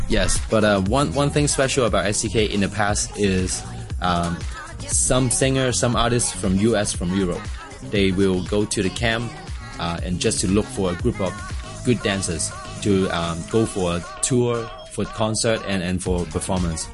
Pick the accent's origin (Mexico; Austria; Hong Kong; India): Hong Kong; I'm from Hong Kong